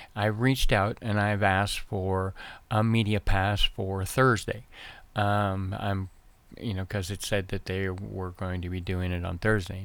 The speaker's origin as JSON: {"language": "English", "region": "Nova Scotia", "country": "Canada", "tie": "born or raised there", "moved": "yes", "lives_now": "Arizona, United States", "said": "I was raised in Nova Scotia, Canada"}